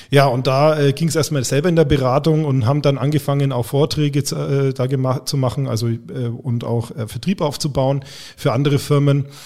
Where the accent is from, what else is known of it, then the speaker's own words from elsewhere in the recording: Bavaria, Germany; Ich komme aus Franken, nicht aus Bayern.